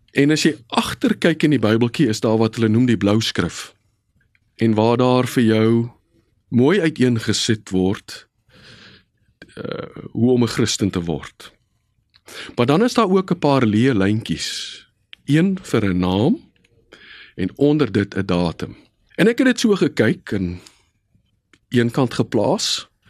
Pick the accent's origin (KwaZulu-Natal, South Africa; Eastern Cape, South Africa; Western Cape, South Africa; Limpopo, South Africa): Western Cape, South Africa; Bellville; Ek is gebore in 1967 in die Hansa Kliniek net so af van Voortrekkerstraat in Bellville.